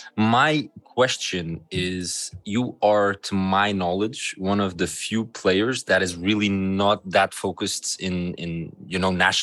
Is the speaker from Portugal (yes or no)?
yes; Lisbon, Portugal; I'm Portuguese, I'm from Lisbon